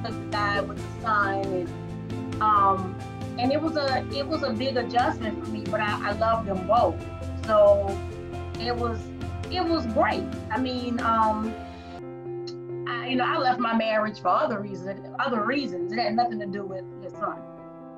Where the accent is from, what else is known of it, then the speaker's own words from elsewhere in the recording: New Orleans, Louisiana, United States; moved away; I'm originally from New Orleans